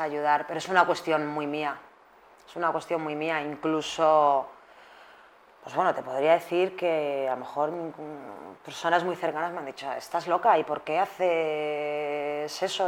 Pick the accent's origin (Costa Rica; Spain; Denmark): Spain